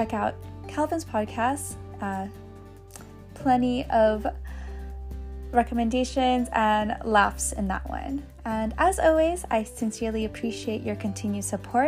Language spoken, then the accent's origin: English; San Diego, California, United States; in San Diego, the city where I have been since I was born